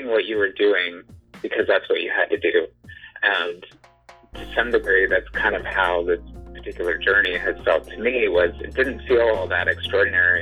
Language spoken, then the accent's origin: English; Alaska, United States; also born or lived in Juneau, Alaska / Santa Cruz Mountains area, California; now in Santa Cruz area, United States; growing up in Alaska